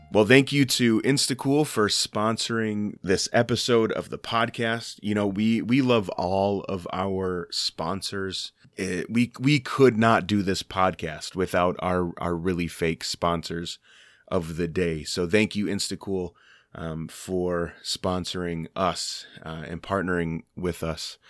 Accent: Minnesota, United States; I live in Minnesota. I'm from Minnesota

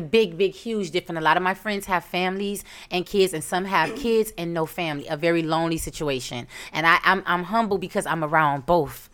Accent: Miami, Florida, United States; I'm from Miami, three oh five

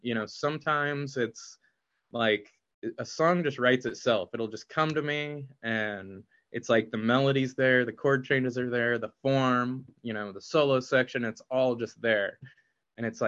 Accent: Indianapolis, Indiana, United States; I hope it's like a gift to my hometown

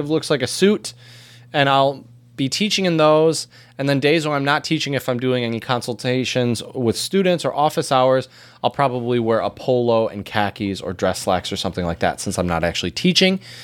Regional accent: United States; as an American

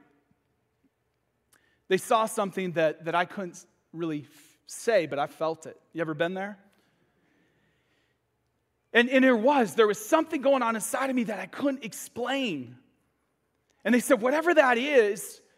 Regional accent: Michigan, United States; moved away as an adult; now in Florida, United States; I'm from Michigan.

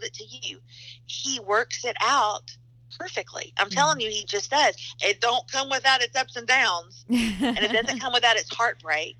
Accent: the South, United States; also born or lived in Nashville, Tennessee; I'm from the South. We fry everything

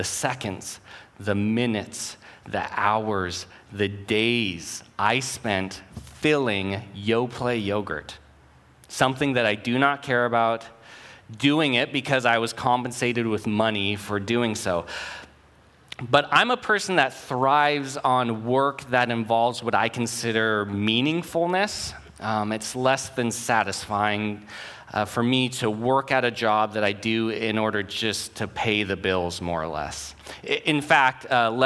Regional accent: Oregon City, Oregon, United States; I grew up in Oregon City, a mile from where this career doing yogurt started

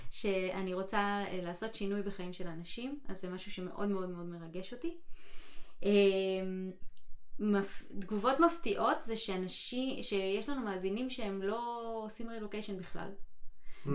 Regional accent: Israel; now in United States; אני במדינה אחרת עכשיו, לא במדינה כן. שאני גדלתי בה

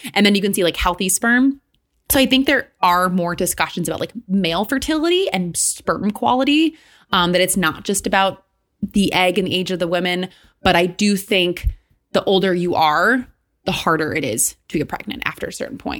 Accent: Michigan, United States; now in New York, United States; I grew up in Michigan where, like, there's a lot of Catholic people where I grew up.

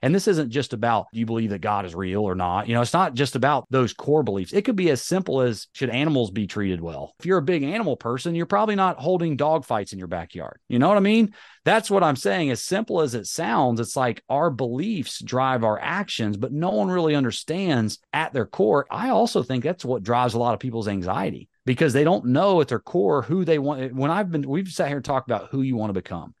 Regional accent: North Carolina, United States; accent: Southern drawl; I'm from North Carolina, you know, I got a little bit of Southern drawl

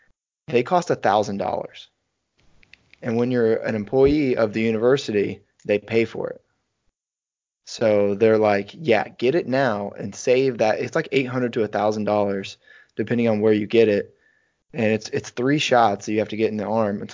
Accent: Northwest Missouri, United States; my hometown

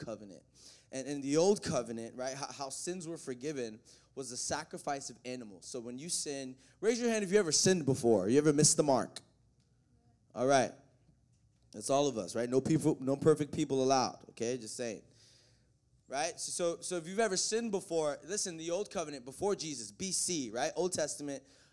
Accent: the South, United States; also born or lived in the North; I'm from the South. I was born up north, raised down south

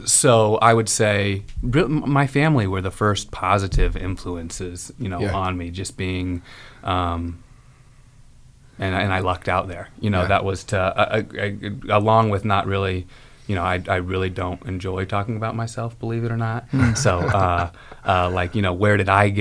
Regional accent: Carmel, United States; I grew up in Carmel

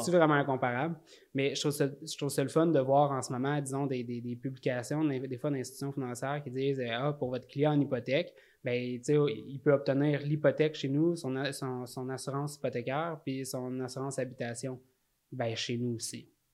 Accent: Salaberry-de-Valleyfield, Quebec, Canada; je viens de Valleyfield

